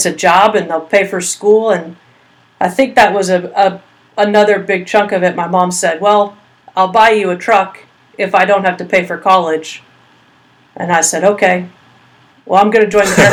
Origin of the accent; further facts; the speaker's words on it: Colleyville, Texas, United States; moved away as an adult; I grew up in Colleyville, Texas.